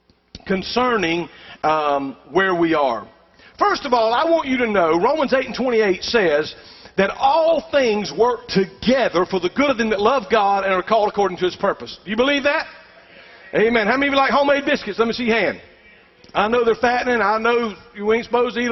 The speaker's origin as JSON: {"language": "English", "region": "South Georgia", "country": "United States", "said": "I'm from South Georgia"}